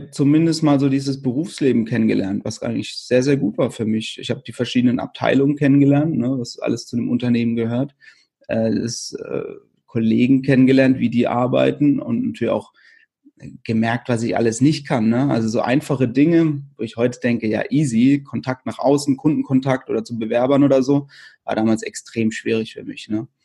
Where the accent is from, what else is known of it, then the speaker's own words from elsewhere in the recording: Wöschbach, Baden-Württemberg, Germany; Das ist ein, ein kleines Dorf, also mein Heimatdorf in der Nähe von Karlsruhe eben.